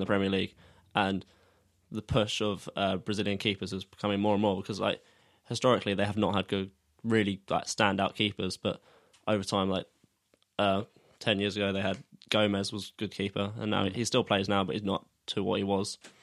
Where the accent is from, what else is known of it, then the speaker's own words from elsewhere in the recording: Sussex, South East England, United Kingdom; we're from Sussex, so I've played for Arundel